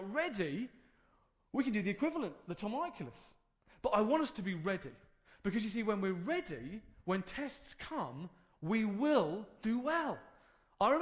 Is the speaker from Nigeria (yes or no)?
no; United Kingdom; we're British